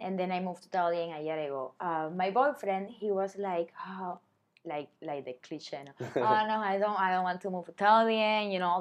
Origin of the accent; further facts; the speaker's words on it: Cuba; moved away as an adult; also born or lived in China; now in Vietnam; I'm from Cuba